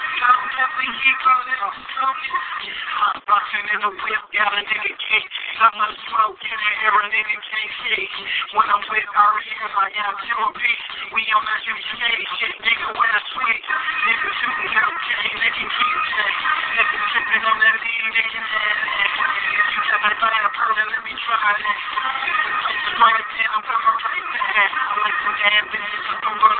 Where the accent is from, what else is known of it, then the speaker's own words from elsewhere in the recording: Milwaukee, Wisconsin, United States; my hometown, Milwaukee, Wisconsin